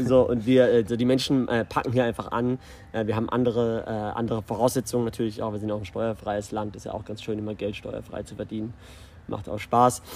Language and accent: German; Karlsruhe, Baden-Württemberg, Germany; moved away as an adult; now in Dubai, United Arab Emirates; ich bin ursprünglich aus Deutschland. Ich komme aus dem wunderschönen Südwesten Karlsruhe